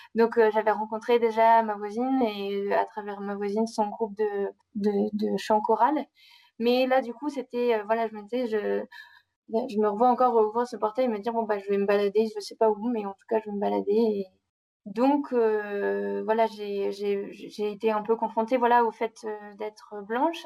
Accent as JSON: {"language": "French", "region": "Normandy", "country": "France", "moved": "as an adult", "lives_now": "Brazzaville, Congo", "said": "je suis une Normande de 26 ans qui a atterri au Congo"}